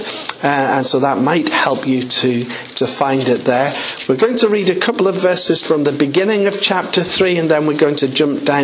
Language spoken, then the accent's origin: English; just outside the city of York, Yorkshire and the Humber, United Kingdom; accent: English; I was born just outside the city of York in a very small village. My folk were farming people.